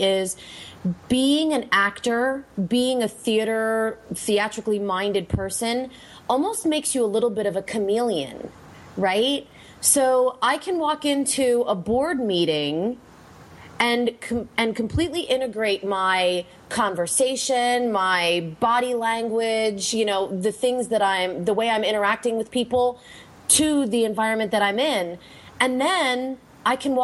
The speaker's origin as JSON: {"language": "English", "region": "Pennsylvania", "country": "United States", "said": "I'm from Pennsylvania, so I spent a lot of time in New Jersey and New York, and we went to lots of dinner theaters and things like that when I was a little girl"}